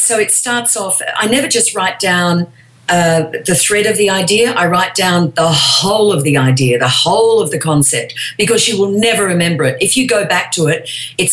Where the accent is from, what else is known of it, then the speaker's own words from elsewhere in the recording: Australia; moved away as an adult; now in Los Angeles, United States; I'm from Australia